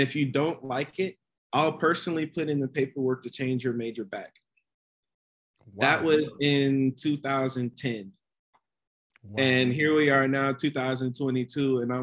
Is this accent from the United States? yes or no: yes; Columbus, Georgia, United States; moved away as an adult; also born or lived in Nashville; I grew up in Columbus, Georgia.